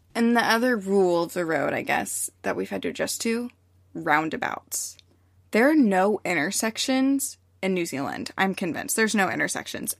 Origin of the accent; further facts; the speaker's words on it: United States; I'm American.